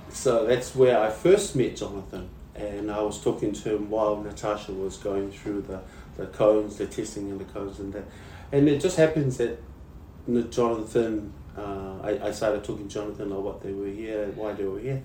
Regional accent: New Zealand; moved away as an adult; I was raised in New Zealand.

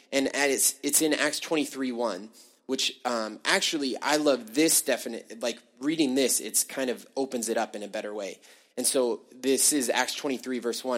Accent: United States; born or raised there; now in Canada

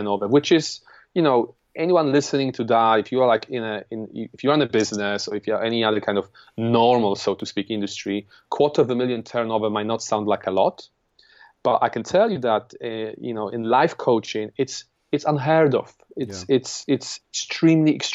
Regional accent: Poland; English is a second language; moved away as an adult; now in London, United Kingdom; I'm an immigrant from Poland. I came here 11 years ago at the age of 22

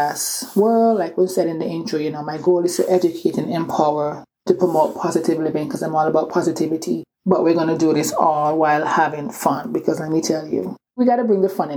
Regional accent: Antigua & Barbuda; accent: island accent; also born or lived in England; now in Atlanta, United States; I grew up in this small Caribbean island called Antigua

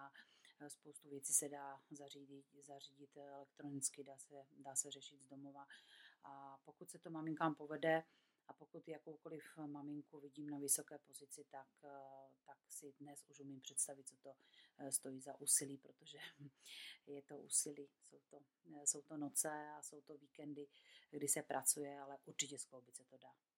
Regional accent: Czechia; tady u nás v Čechách

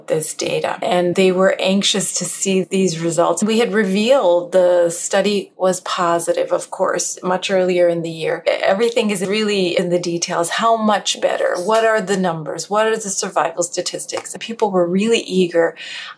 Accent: Western Canada, Canada; moved away as an adult; also born or lived in Edmonton; I started in Canada. I'm Canadian. Western Canada as well.

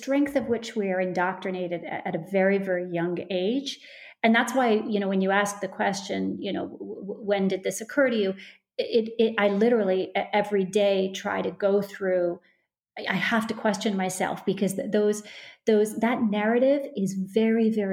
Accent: Canada; moved away; I come from Canada. I probably am heavily influenced from the fact that I come from Canada

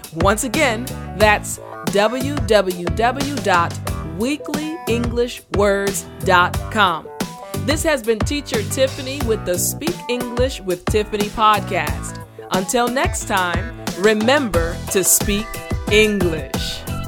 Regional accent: United States; also born or lived in Korea; I'm American

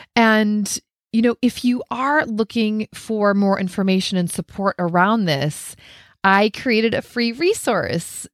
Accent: Minnesota, United States; I grew up in Minnesota

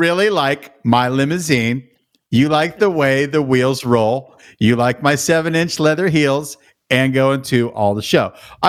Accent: Pittsburgh, Pennsylvania, United States; growing up in Pittsburgh in the 70s

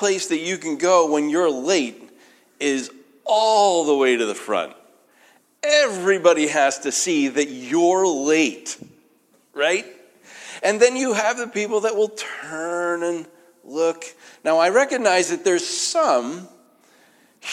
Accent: New England, United States; moved away; I'm from New England

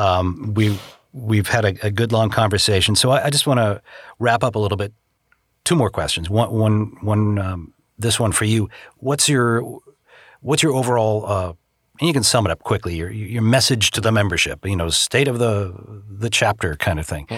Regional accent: Boston, Massachusetts, United States; moved away as an adult; also born or lived in Chicago; now in Los Angeles, United States; back in the Boston area where I grew up

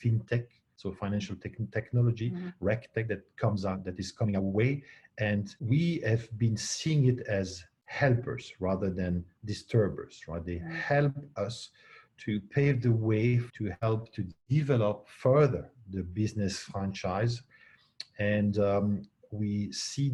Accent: Belgium; I was born not far away from Luxembourg.

